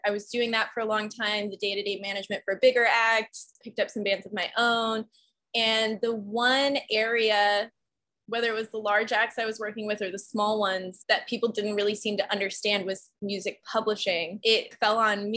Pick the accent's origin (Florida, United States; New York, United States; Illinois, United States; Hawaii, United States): Illinois, United States; north of Chicago; moved away; also born or lived in Austin, Texas; I actually grew up north of Chicago in a suburb up there